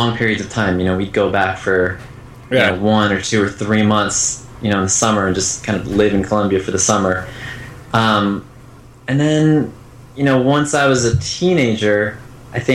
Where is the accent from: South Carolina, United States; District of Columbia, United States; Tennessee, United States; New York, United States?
District of Columbia, United States; Washington; So I was born in Washington, D.C.